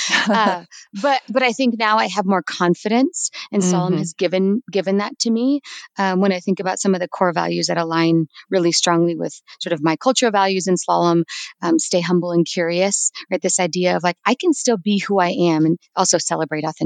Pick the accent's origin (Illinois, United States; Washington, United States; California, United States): California, United States; also born or lived in New Mexico / Iowa; now in Denver, United States; I am originally from California. It's where I was born